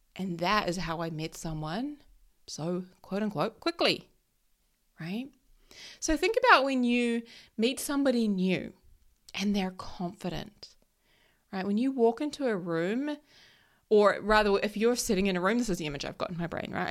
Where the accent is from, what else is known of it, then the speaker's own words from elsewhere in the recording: New Zealand; I'm from New Zealand and I'm a Kiwi